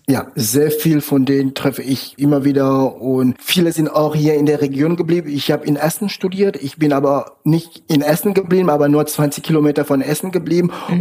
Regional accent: Cameroon; German is a second language; moved away as an adult; now in Germany; Ich komme ursprünglich aus Kamerun. Ich lebe jetzt seit 15 Jahren in Deutschland

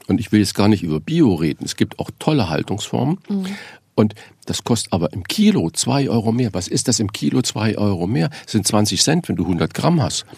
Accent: Saarland, Germany; moved away as an adult; now in Hamburg, Germany; bin ja gebürtiger Saarländer und ich bin 1976 oder 77 nach Hamburg gegangen

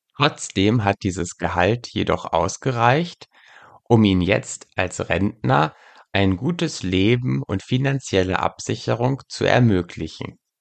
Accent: West Germany, Germany; ich als Westdeutscher

